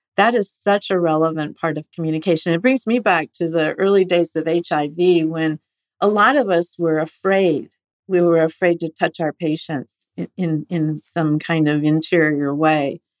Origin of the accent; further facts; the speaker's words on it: Estelline, South Dakota, United States; moved away; also born or lived in Rochester, Minnesota / San Francisco; I was actually born in Rochester, Minnesota at the Mayo Clinic, but I did grow up in Esalen, South Dakota